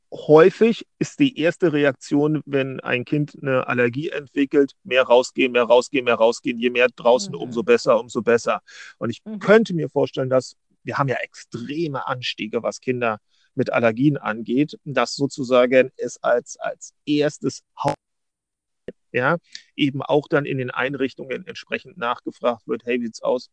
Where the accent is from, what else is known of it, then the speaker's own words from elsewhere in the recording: Berlin, Germany; ich bin Berliner